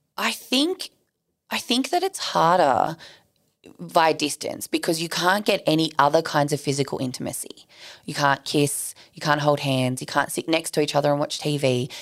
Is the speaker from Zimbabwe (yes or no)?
no; Sydney, New South Wales, Australia; I grew up in southwest Sydney. Like, I grew up in Bankstown.